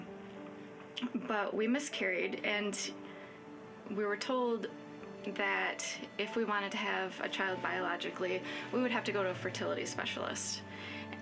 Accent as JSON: {"language": "English", "town": "Hudsonville", "region": "Michigan", "country": "United States", "tie": "born or raised there", "also_born_or_lived": "Grand Rapids", "said": "I grew up in Hudsonville, lived in Grand Rapids for a while"}